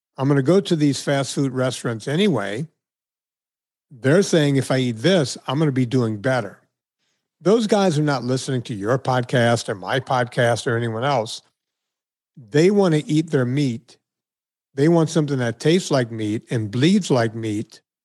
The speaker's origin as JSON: {"language": "English", "region": "Deep South", "country": "United States", "tie": "born or raised there", "moved": "yes", "said": "my hometown, I was noted as one of the more notable people to come from this very small town in the Deep South"}